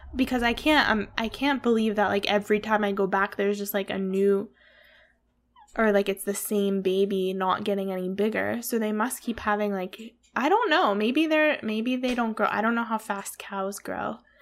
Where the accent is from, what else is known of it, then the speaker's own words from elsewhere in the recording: Pennsylvania, United States; moved away; Hillside Farms, which is a farm near where I grew up in Pennsylvania